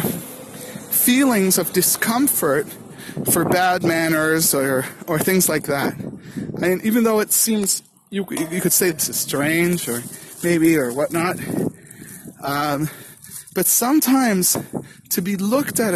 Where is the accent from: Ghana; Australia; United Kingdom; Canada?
Canada; now in Karmiel, Israel; I'm Canadian